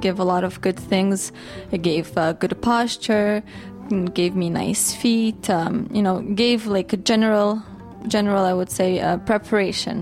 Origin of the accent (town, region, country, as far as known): Canada; born or raised there; also born or lived in Russia